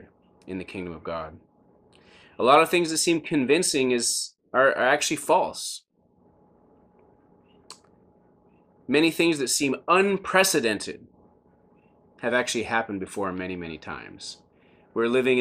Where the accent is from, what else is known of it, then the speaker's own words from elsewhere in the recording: United States; I'm so glad that I'm an American